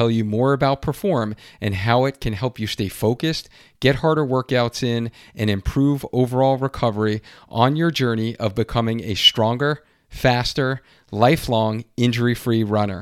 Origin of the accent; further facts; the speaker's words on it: Long Island, New York, United States; we grew up in Long Island, New York